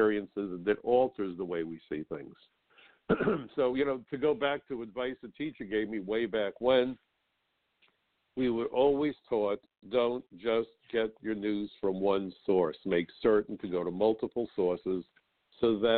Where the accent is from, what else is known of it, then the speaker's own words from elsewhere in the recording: New York, United States; as a New Yorker